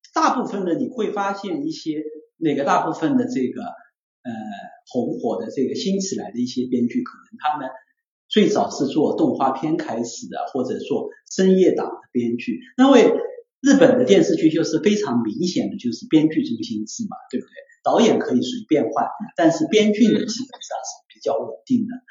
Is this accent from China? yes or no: yes; China; 我们中国人